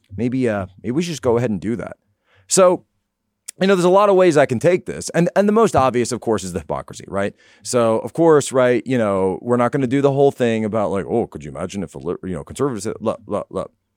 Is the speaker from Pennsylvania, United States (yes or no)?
yes; Norristown, Pennsylvania, United States; my hometown, Norristown, Pennsylvania